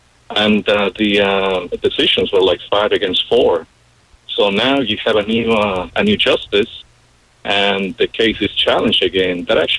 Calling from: Colombia

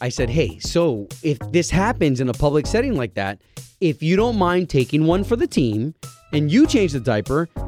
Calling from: Winter Garden, Florida, United States; from Winter Garden.

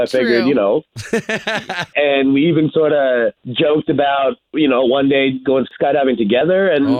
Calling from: Windermere, Florida, United States; I'm calling from Windermere.

